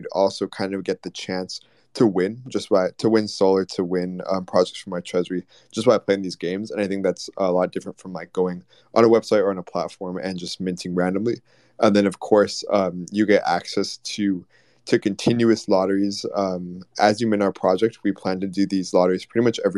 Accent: Texas, United States; we're from Texas

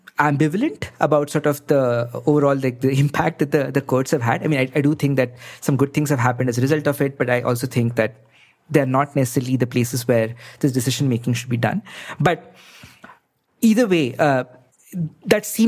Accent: India; As an Indian citizen

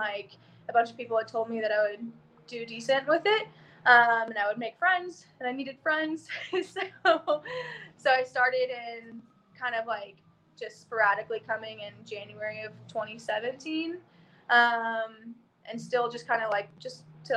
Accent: Oklahoma, United States; moved away; also born or lived in Austin, Texas; I grew up in Oklahoma, did gymnastics for basically my whole life.

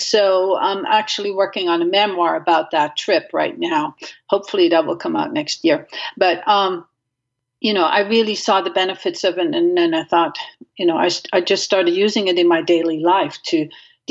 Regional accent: Netherlands; moved away; I grew up in Holland and without a car

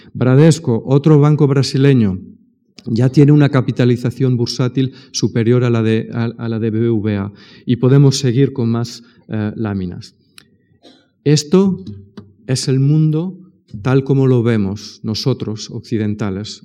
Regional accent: Spain; soy español

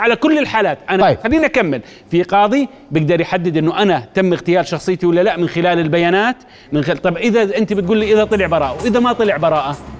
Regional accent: Jordan; عندنا بالأردن

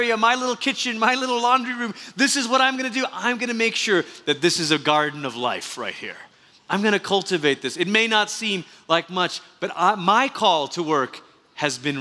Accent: Malaysia; moved away; We've been impacted by growing up in Malaysia

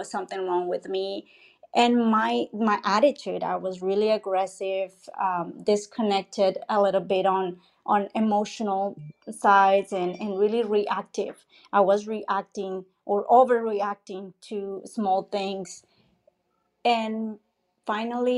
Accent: Colombia; I'm from Colombia

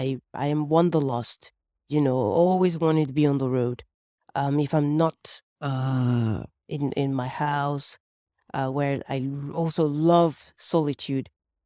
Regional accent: Lagos, Nigeria; born or raised there; also born or lived in Paris, France

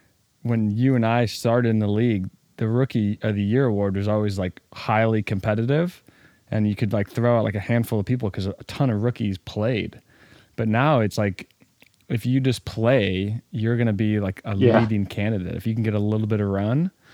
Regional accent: the South, United States; Just growing up in the South and then going to school at Wake Forest, 10 minutes down the road.

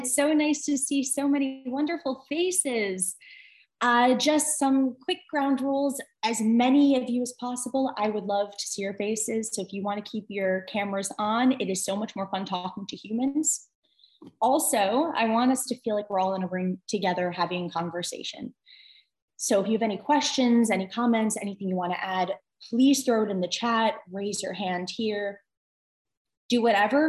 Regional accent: Westchester, New York, United States; I'm from Westchester, New York. And my home temple is Westchester Reform Temple

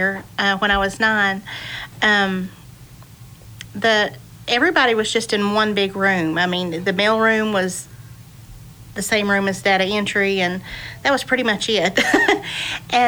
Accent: Boone, North Carolina, United States; I grew up here in Boone, too, mm-hmm. and it is a small town.

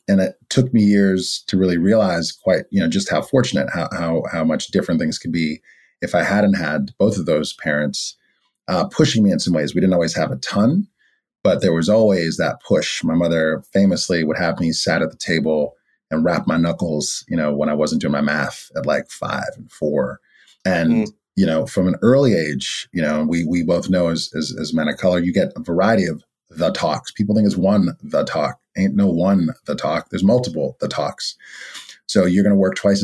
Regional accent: New York City, New York, United States; I'm born and raised in Brooklyn

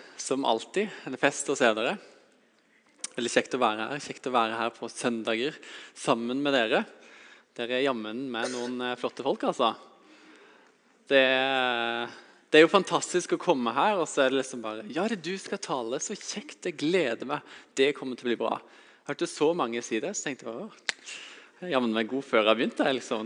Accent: Vegårshei, Agder, Norway; Jeg har vokst opp på Vegårshei, på et lite småbruk

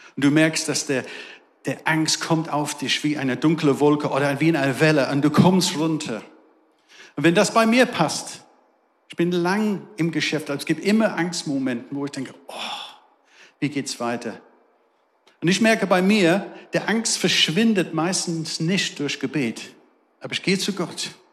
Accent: England, United Kingdom; German is a second language; now in Darmstadt, Germany; Ihr merkt, ich habe einen besonderen Akzent. Ich komme aus England

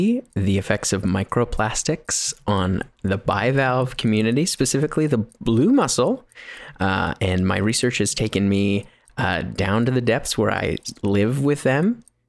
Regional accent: Canada; my parents are from New Zealand, but I am a Canadian and I'm proud of it.

